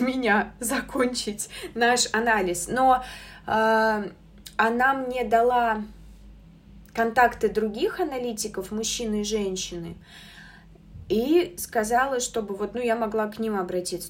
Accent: Samara, Samara Oblast, Russia; я сама из Самары

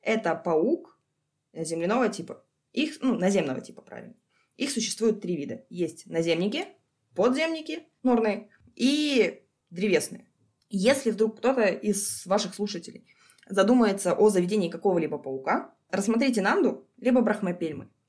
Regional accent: Sakha Republic, Russia; also born or lived in Krasnodar; now in Almaty, Kazakhstan; Откуда я родом? Я из республики Якутия, Саха-Якутия, если быть точнее.

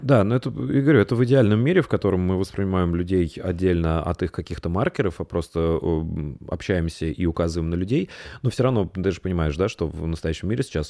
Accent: Tambov, Tambov Oblast, Russia; moved away; я родился в Тамбове

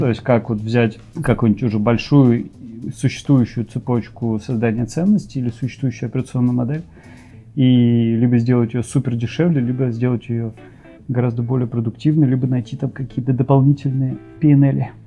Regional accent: Novosibirsk, Novosibirsk Oblast, Russia; also born or lived in Israel; из Новосибирского Клемгородка.

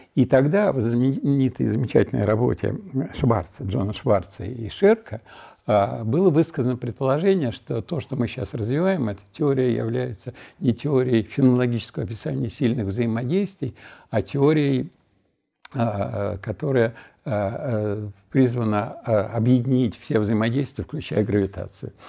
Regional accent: Nizhny Novgorod, Nizhny Novgorod Oblast, Russia; moved away as an adult; also born or lived in Moscow / Chernogolovka; уехал в Горький к себе, то есть в родной город

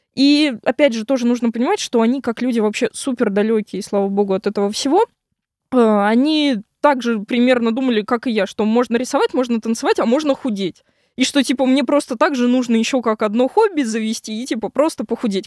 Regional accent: Moscow, Russia; я вообще родилась в Москве, часть жизни прожила в Москве, потом жила в Подмосковье. И вот как раз на 11 класс я снова вернулась в Москву

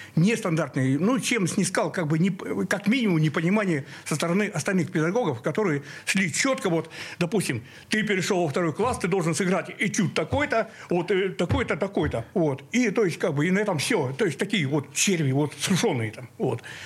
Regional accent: Zapolyarny, Murmansk Oblast, Russia; moved away as an adult; also born or lived in Cherepovets / Saint Petersburg; Я родился в Череповце, но сразу переехал, эм, под Мурманск, город Заполярный такой

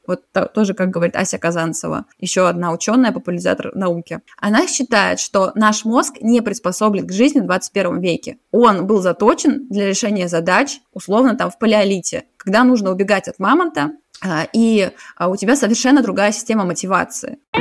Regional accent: Saint Petersburg, Russia; now in Zurich, Switzerland; я из Питера, а сейчас живу в Цюрихе

